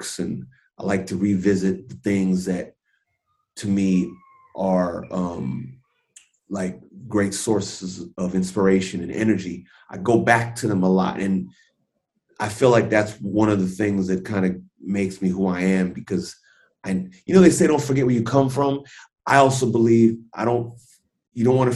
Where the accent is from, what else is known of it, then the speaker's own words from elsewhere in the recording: Los Angeles, California, United States; I'm born and raised in Los Angeles